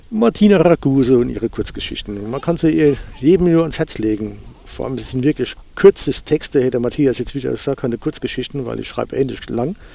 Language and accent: German; Rhineland-Palatinate, Germany; Als Pfälzer nuschel ich gerne.